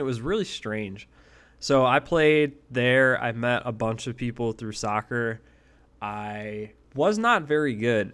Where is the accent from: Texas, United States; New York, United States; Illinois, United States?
New York, United States; Buffalo; also born or lived in Eden, New York; I grew up originally in Buffalo, New York